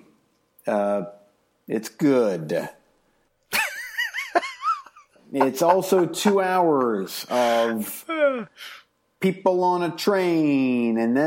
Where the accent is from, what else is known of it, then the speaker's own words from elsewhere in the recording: United States; I'm an American